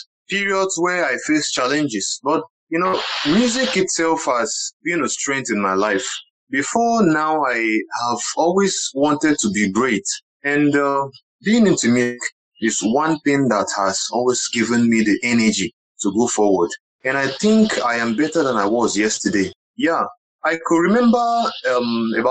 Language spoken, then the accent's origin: English; Ibere, Abia, Nigeria; first language Igbo; English is a second language; moved away as an adult; also born or lived in Aba; now in Lagos, Nigeria; I am a Nigerian. I was born in Ibere in Abia State. I grew up in Ibere. At least I stayed about 18 years down in my village